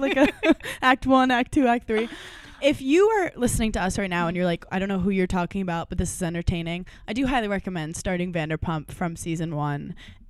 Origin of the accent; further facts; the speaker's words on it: New York City, New York, United States; I'm from Brooklyn.